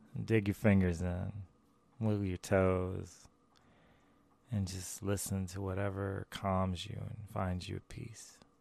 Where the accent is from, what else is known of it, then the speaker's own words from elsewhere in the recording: the American South, United States; I also grew up in, like, the American South